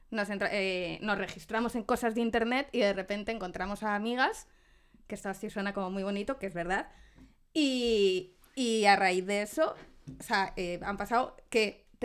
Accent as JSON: {"language": "Spanish", "town": "Zamora", "region": "Castile and León", "country": "Spain", "also_born_or_lived": "Salamanca", "moved": "as an adult", "lives_now": "Madrid, Spain", "said": "yo, que soy de Zamora"}